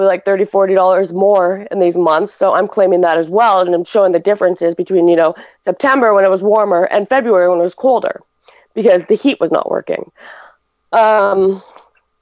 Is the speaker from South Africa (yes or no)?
no; Ontario, Canada; now in Alberta, Canada; I was from Ontario